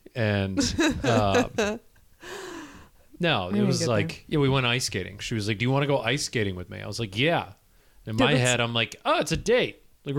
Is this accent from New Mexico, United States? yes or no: no; Michigan, United States; I grew up in Michigan.